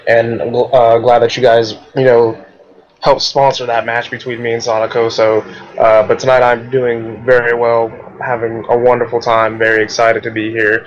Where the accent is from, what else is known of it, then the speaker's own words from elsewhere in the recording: California, United States; also born or lived in Iowa; now in Indianapolis, United States; I'm originally from California, so I'm originally from the West Coast